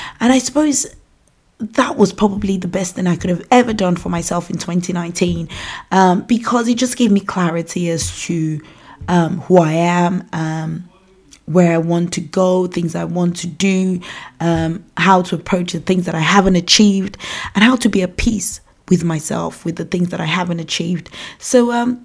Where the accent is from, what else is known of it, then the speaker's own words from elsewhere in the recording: Nigeria; accent: African; moved away as an adult; now in United Kingdom; I have an African accent because I was born and raised in Nigeria, and I came to the United Kingdom when I was 19 years old.